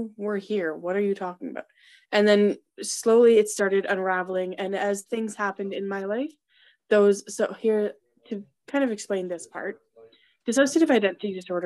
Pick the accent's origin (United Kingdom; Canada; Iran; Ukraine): Canada; I'm from Canada